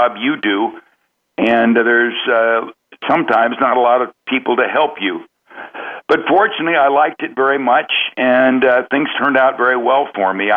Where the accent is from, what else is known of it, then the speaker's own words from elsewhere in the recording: Oakland, California, United States; I grew up in Oakland